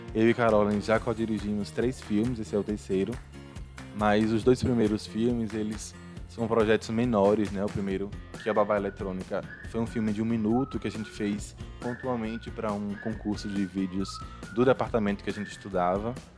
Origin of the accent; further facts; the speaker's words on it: interior of Bahia, Brazil; moved away as an adult; also born or lived in Rosa Elze, Sergipe; now in Sergipe, Brazil; Eu venho do interior da Bahia